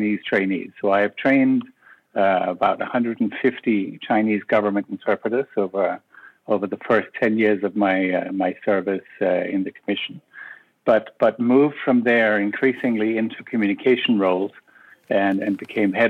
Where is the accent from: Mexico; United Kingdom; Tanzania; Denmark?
Denmark; Copenhagen, Capital Region of Denmark; moved away as an adult; now in Brussels, Belgium; I am originally from Copenhagen